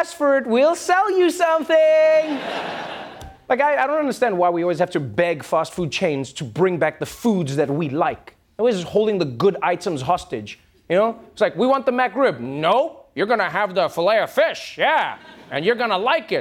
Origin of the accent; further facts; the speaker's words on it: South Africa; As a South African